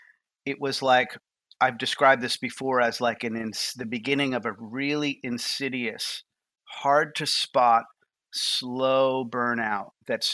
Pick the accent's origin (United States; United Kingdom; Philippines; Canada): United States; New York; moved away as an adult; also born or lived in Boston; now in Nashville, United States; I'm from New York. I'm a Northeasterner